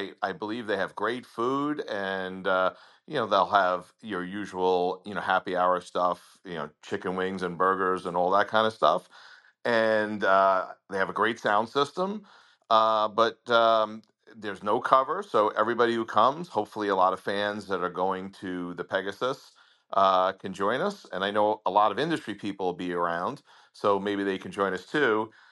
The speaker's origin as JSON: {"language": "English", "area": "Long Island", "region": "New York", "country": "United States", "accent": "Long Island", "moved": "yes", "lives_now": "South Florida, United States", "said": "I'm from Long Island. And like a lot of people, I moved to South Florida for more sunshine."}